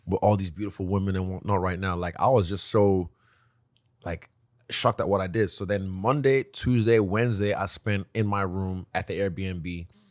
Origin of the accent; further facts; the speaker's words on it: Nigeria; moved away; also born or lived in New Zealand / China; I come from a nice family, uh, a, a very, uh, affluent family in Nigeria